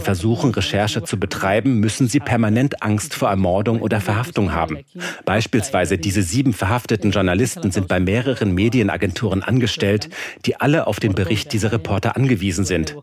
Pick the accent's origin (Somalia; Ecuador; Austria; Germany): Somalia; in meinem Heimatland.